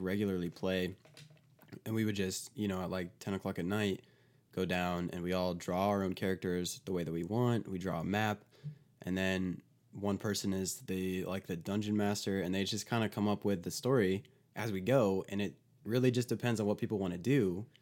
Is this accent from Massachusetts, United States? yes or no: no; Virginia, United States; I grew up in Virginia